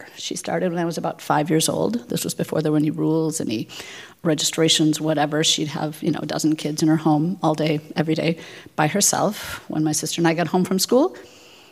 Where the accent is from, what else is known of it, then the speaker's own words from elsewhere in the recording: Twin Cities, Minnesota, United States; also born or lived in South Africa; I grew up here in the Twin Cities